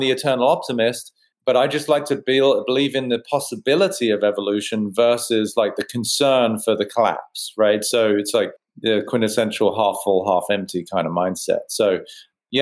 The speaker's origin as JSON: {"language": "English", "country": "United Kingdom", "said": "I'm a mind architect and I'm British"}